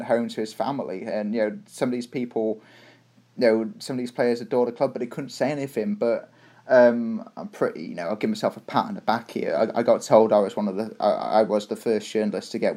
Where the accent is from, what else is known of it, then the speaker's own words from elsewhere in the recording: Shrewsbury, West Midlands, United Kingdom; now in Toronto, Canada; where are you from? I was like, Shrewsbury